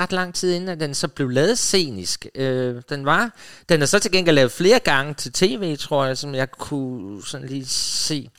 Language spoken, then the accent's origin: Danish; Funen, Southern Denmark, Denmark; Jeg kommer jo fra Fyn, hvor vi så tysk tv